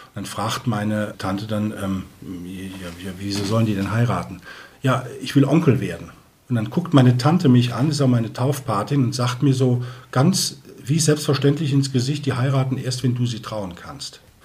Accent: Koblenz, Rhineland-Palatinate, Germany; also born or lived in Eichstätt, Germany; now in Neumarkt, Germany; bin aber gebürtiger Rheinländer, stamme aus Koblenz

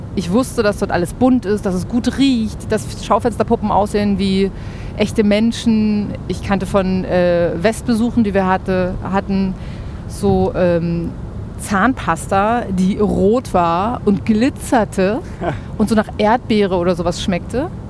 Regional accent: Berlin, Germany; also born or lived in Neustrelitz, Mecklenburg / Spandau, West Berlin; ich bin in Ostberlin geboren, in äh, Berlin-Kaulsdorf

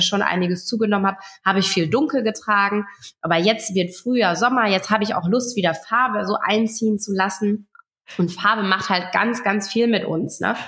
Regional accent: Friesland, Lower Saxony, Germany; ich komme aus Friesland

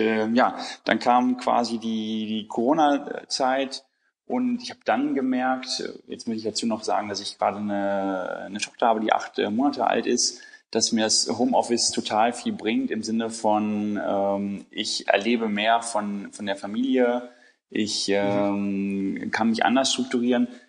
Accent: Bielefeld, North Rhine-Westphalia, Germany; now in Hamburg, Germany; ich bin in Bielefeld aufgewachsen

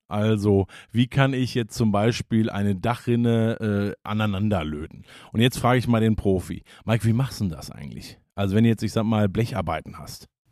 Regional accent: Hagen, North Rhine-Westphalia, Germany; ich bin ja gebürtiger Hagener

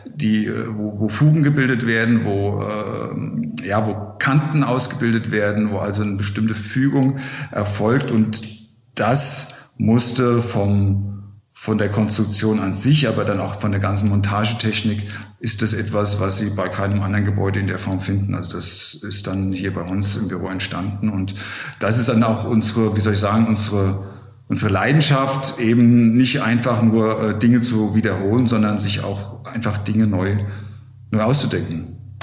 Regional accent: Wiesbaden, Hesse, Germany; moved away as an adult; now in Berlin, Germany; Ich komme aus, aus Wiesbaden, aus Hessen.

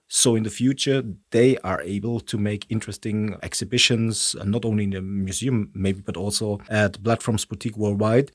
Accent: Stuttgart, Baden-Württemberg, Germany; English is a second language; moved away as an adult; now in Switzerland; I was born in Stuttgart

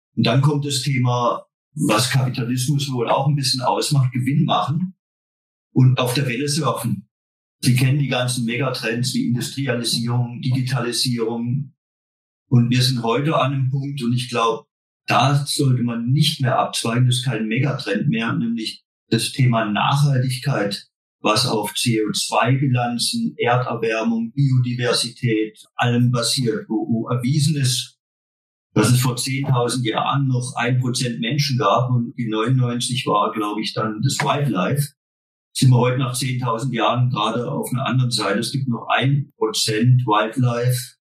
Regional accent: Baden-Württemberg, Germany; Wir sind kein Schwaben hier. Wir sind Badener.

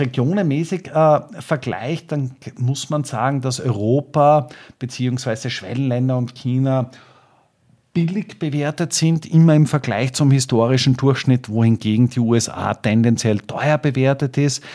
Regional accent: Austria; als Österreicher

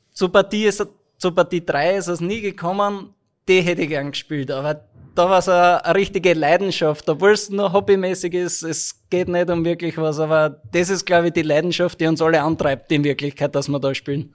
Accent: Graz, Styria, Austria; moved away as an adult; now in Linz, Austria; als Grazer, you can't deny your home.

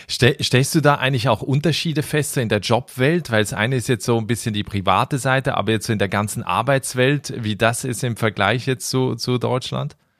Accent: Switzerland; als gebürtiger Schweizer

